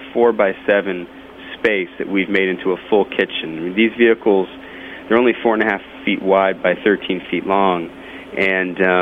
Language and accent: English; Hartford, Connecticut, United States; I'm from the Northeast myself. I'm from Hartford, in the next state over